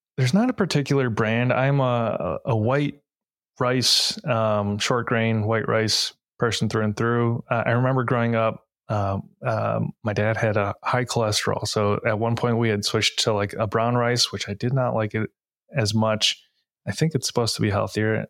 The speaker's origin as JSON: {"language": "English", "town": "Novi", "region": "Michigan", "country": "United States", "tie": "born or raised there", "lives_now": "Detroit, United States", "said": "I grew up in a city called Novi, which has a really large Asian American population"}